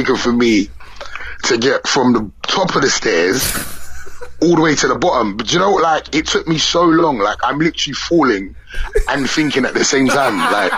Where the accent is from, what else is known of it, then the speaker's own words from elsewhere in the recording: London, United Kingdom; I'm from London, and not a lot of people have basements in London